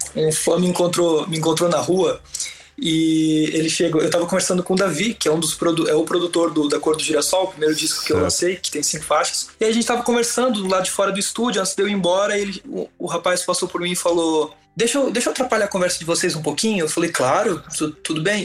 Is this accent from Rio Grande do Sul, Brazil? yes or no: no; Brusque, Santa Catarina, Brazil; em Brusque, na minha cidade natal